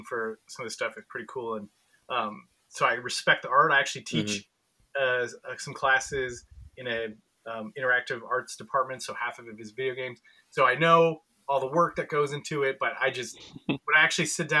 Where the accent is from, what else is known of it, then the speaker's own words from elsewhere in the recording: Wausau, Wisconsin, United States; moved away as an adult; also born or lived in Eau Claire, Wisconsin; now in Chicago, United States; It's very close to Wausau, so Wausau's nice. A little town where I grew up